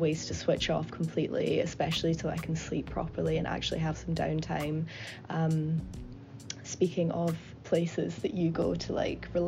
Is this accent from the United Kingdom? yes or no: yes; United Kingdom; I'm British